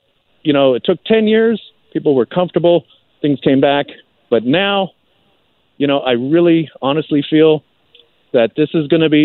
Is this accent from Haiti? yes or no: no; Canada; as a Canadian performer